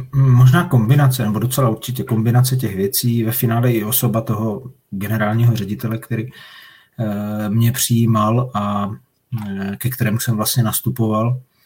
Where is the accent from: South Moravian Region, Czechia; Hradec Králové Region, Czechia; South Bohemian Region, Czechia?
South Moravian Region, Czechia; Moravian Slovakia; jsem ze Slovácka